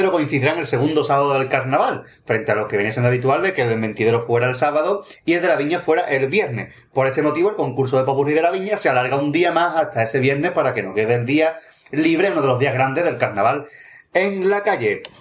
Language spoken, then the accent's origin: Spanish; Cádiz, Andalusia, Spain; moved away as an adult; now in Palma de Mallorca, Spain; Os escribo desde Palma de Mallorca. Soy un gaditano que por motivos laborales se ha venido a vivir aquí.